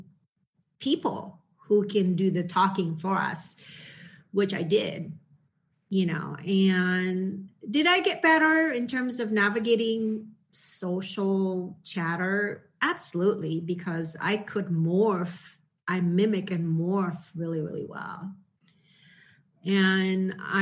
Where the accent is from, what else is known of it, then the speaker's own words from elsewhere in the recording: Indonesia; moved away; I came from Indonesia